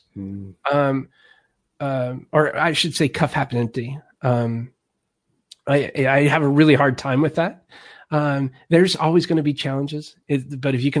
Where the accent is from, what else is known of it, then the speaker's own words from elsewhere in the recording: Alaska, United States; now in Missouri, United States; I grew up in Alaska